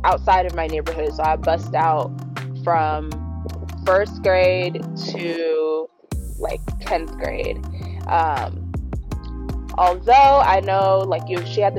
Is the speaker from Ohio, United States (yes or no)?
no; San Diego, California, United States; I was born and raised in San Diego